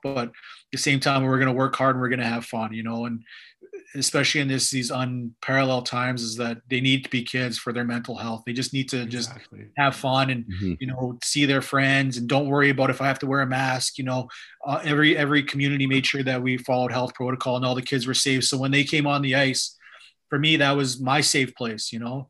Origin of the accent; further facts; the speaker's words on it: the South, Alberta, Canada; I'm from the South. So the Blackfoot, we have stray horses